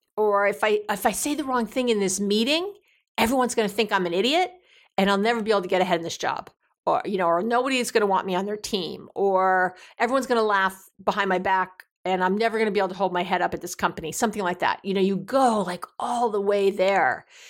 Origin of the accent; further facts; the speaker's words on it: New York, United States; being a New Yorker